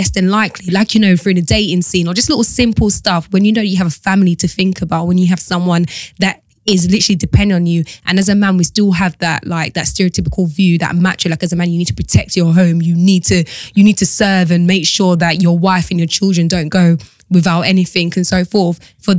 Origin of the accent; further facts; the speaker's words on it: Jamaica; I'm Jamaican.